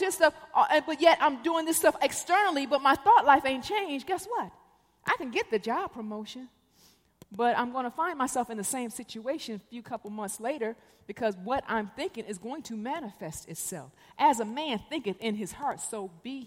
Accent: Detroit, Michigan, United States; moved away; also born or lived in Korea / Chicago; I'm from Detroit. I was born in Korea, but I spent most of my life in Detroit, Michigan. I went to high school in the Cass Corridor

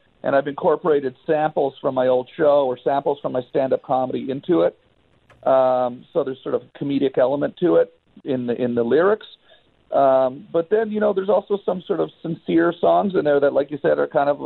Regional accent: Ottawa, Ontario, Canada; moved away as an adult; now in Los Angeles, United States; growing up in Ottawa

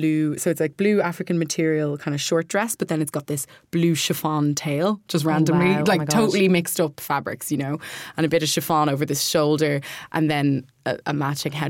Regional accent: Kildare, Leinster, Ireland; We're all from Kildare, like myself and Violet are from Kildare

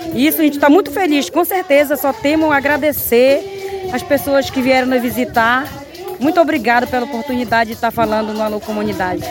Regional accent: Vista Alegre do Capixauã village, Resex Tapajós-Arapiuns, Pará, Brazil; minha comunidade, minha aldeia Vistaraí do Capixauã

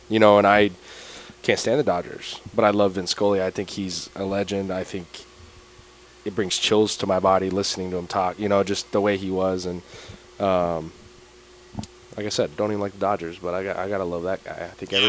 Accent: Los Angeles, California, United States; moved away as an adult; now in South Bend, United States; I grew up in Los Angeles

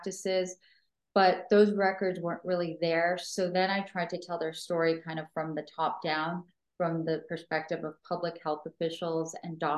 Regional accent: Los Angeles, California, United States; growing up in Echo Park

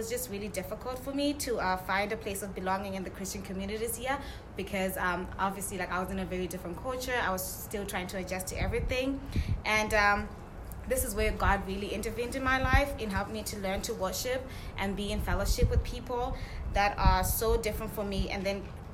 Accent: Zimbabwe; moved away as an adult; now in United States; I'm an international student. I'm from Zimbabwe

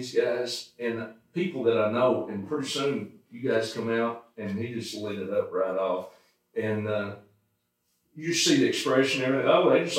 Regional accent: Arkansas, United States; I'm from Arkansas

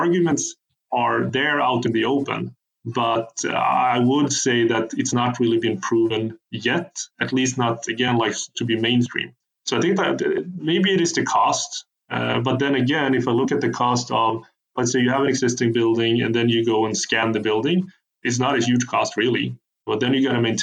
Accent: Sweden; So I'm from Sweden, I live in Sweden

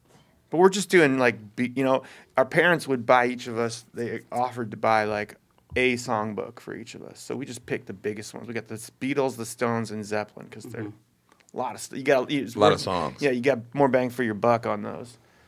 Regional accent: Oakland, California, United States; also born or lived in Baltimore / Boston / Texas; Born on the East Coast, then Texas, and then Northern California, like San Francisco, Berkeley, Oakland. I grew up in Oakland and Berkeley.

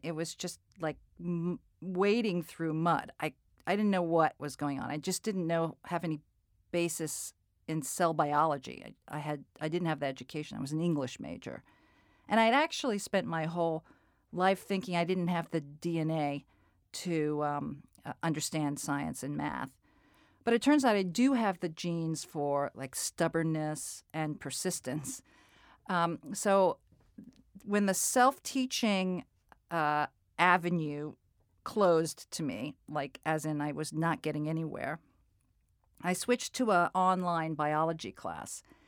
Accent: New England, United States; also born or lived in Colorado; Growing up in, in New England

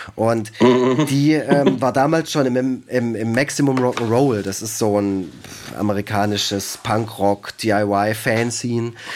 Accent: Germany; ich bin aus Deutschland

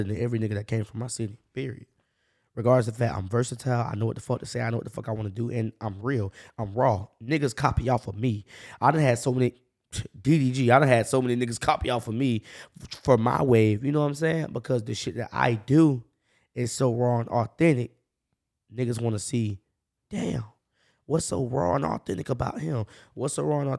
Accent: Jacksonville, Florida, United States; I'm from the north side. I grew up on 1917

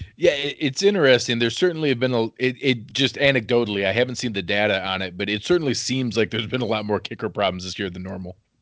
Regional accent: Western New York, United States; I grew up wrestling in Western New York, and all my cousins played hockey.

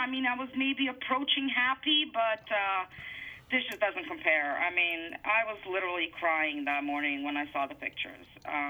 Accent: Bosnia & Herzegovina; first language Bosnian; English is a second language; moved away; I'm from Bosnia originally. Bosnia used to be part of Yugoslavia, so yeah, you can tag me both ways.

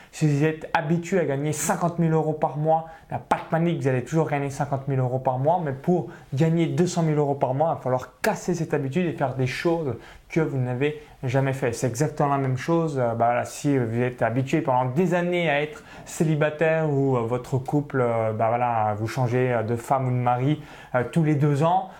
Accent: small village near Chalon-sur-Saône, Bourgogne-Franche-Comté, France; j'ai grandi dans un petit village au milieu euh, voilà, des vaches, donc à, moins de 85 habitants proche de Chalon-sur-Saône

